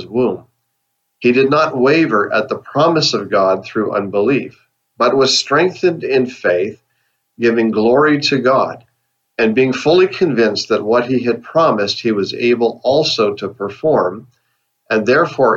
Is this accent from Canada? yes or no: yes; Canada; now in United States; I live in the USA, but I'm a Canadian citizen. But my ancestors are from Scotland